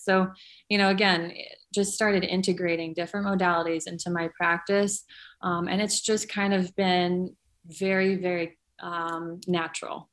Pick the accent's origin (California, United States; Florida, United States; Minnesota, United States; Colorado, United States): California, United States; I grew up in California